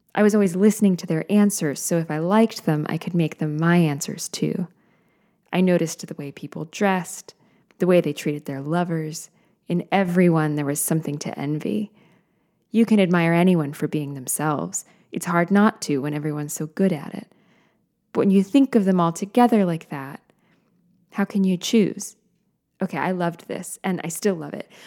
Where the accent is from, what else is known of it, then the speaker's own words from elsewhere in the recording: United States; I am an American human being living now